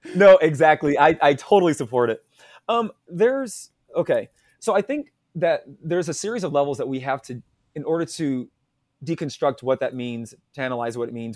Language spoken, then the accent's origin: English; Louisville, Kentucky, United States; I am from Louisville, Kentucky. Uh, I was born here, raised here in the South, um, in the United States.